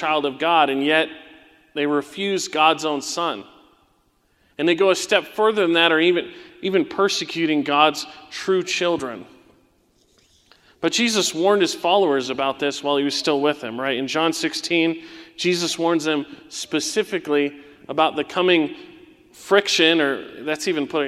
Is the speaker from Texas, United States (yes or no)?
no; Southern California, United States; as a young teenager in the 90s, right, when I was growing up in Southern California